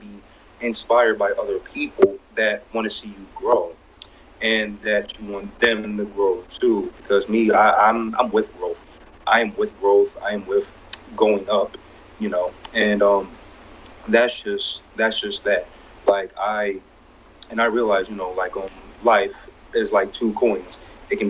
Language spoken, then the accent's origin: English; New Jersey, United States; I was born and raised in New Jersey